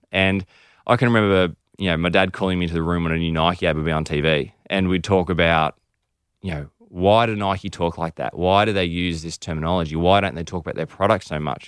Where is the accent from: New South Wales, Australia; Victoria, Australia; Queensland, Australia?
Victoria, Australia; Melbourne; also born or lived in United Kingdom; We're actually from Melbourne